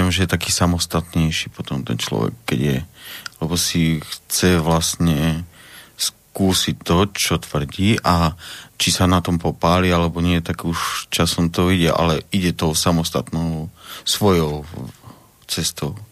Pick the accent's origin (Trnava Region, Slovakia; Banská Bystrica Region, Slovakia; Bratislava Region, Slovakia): Banská Bystrica Region, Slovakia; Brezno; ja som rodak z Brezna, narodil som sa v Brezne.